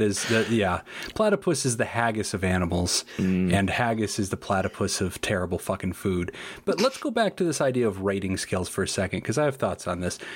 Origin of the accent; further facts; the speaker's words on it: United States; in America, we have something called sarsaparilla